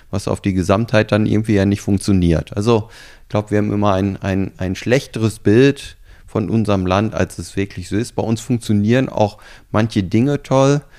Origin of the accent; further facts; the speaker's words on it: Germany; naja, ich komme ja aus Deutschland da können wir ja noch eine Menge von euch lernen.